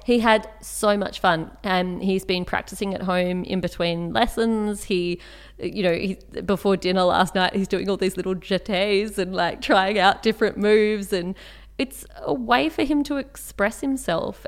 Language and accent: English; Canberra, Australian Capital Territory, Australia; I grew up in Canberra